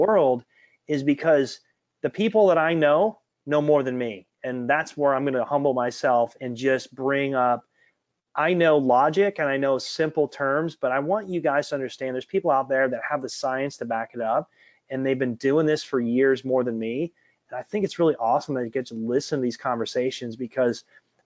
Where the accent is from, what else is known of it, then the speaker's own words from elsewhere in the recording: Detroit, Michigan, United States; I'm from Detroit, and my dad is an engineer from General Motors